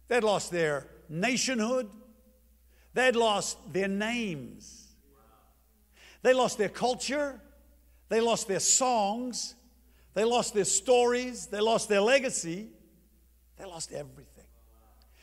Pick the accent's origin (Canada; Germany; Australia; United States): Australia; moved away; I'm from Australia.